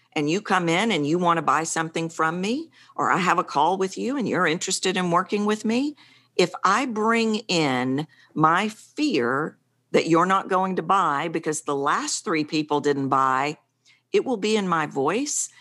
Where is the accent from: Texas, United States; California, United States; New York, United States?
Texas, United States; accent: Texan; I'm obviously from Texas, And I was curious, why do I sound like a Texan